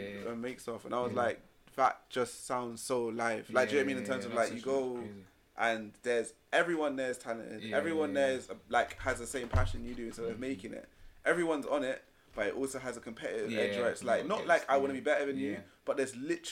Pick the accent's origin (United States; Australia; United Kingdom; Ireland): United Kingdom; London; accent: London accent; I'm from London. My voice sounds like it's from London